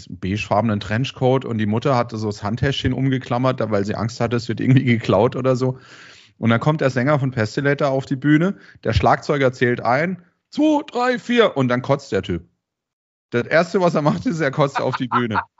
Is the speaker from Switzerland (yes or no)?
no; Karlsruhe, Baden-Württemberg, Germany; weil ich bin ja auch Karlsruher, man hört es vielleicht äh, vom Dialekt ein bisschen.